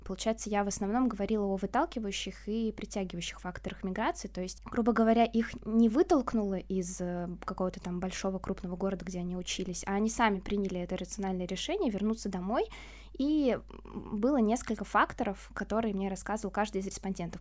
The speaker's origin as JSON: {"language": "Russian", "town": "Cheboksary", "region": "Chuvashia", "country": "Russia", "said": "я сама из ПФО, из Чебоксар, это Чувашия"}